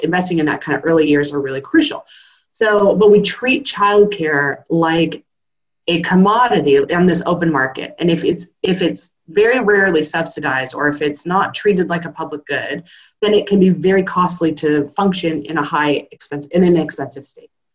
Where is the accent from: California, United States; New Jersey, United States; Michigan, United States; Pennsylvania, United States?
California, United States; now in Australia; I'm a Californian